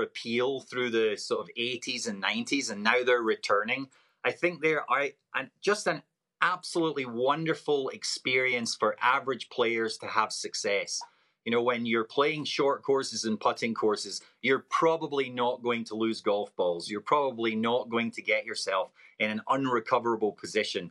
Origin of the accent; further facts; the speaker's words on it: Scotland, United Kingdom; now in Oregon, United States; Being a Scotsman, born and raised